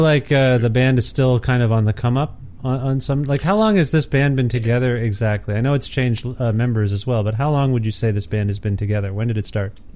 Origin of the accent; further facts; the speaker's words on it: Ontario, Canada; moved away as an adult; I'm from Ontario originally, and I've only been away about a year and a half